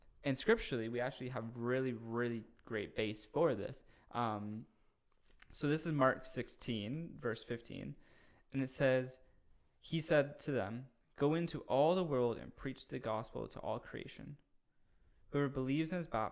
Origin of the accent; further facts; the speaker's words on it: Cambridge, Ontario, Canada; now in Wainfleet, Canada; when I grew up in Cambridge